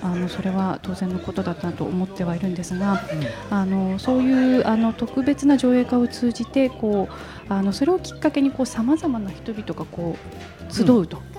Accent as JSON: {"language": "Japanese", "region": "Aomori", "country": "Japan", "tie": "born or raised there", "also_born_or_lived": "Nishi-Tachikawa, Tokyo", "moved": "as an adult", "lives_now": "Tokyo, Japan", "said": "私、あの、出身日が青森"}